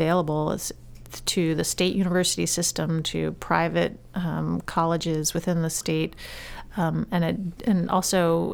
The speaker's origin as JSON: {"language": "English", "town": "Yarmouth", "region": "Maine", "country": "United States", "tie": "born or raised there", "said": "I grew up in Yarmouth"}